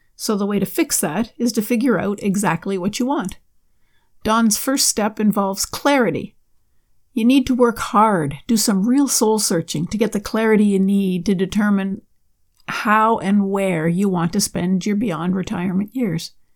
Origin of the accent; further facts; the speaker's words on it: Canada; my home country of Canada